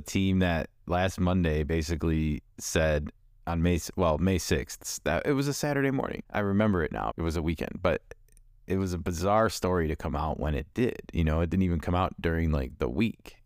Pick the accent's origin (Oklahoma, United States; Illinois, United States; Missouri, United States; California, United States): Illinois, United States; Chicago; I grew up in Chicago in the eighties